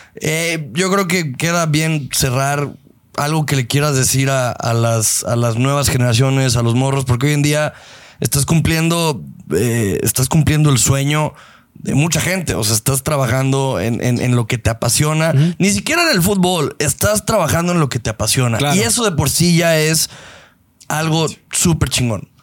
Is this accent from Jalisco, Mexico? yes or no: yes; Guadalajara, Jalisco, Mexico; tú y yo que crecimos y nos enamoramos de las chivas en el Jalisco y que nosotros tenemos una conexión, nosotros como tapatíos